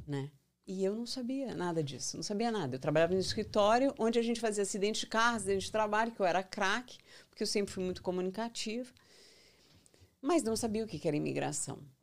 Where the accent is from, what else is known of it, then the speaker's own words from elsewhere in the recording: São Paulo, Brazil; moved away as an adult; also born or lived in Goiânia, Brazil / Brasília, Brazil; now in United States; Eu nasci em São Paulo, mas eu sou mais goiana